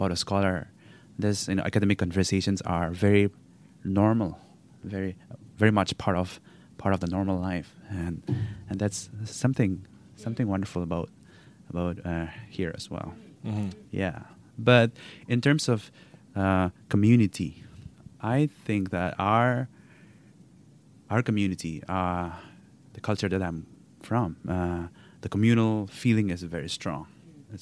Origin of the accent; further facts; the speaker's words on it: Nagaland, India; moved away as an adult; now in Vancouver, Canada; I come from a state called Nagaland, which is in the northeast India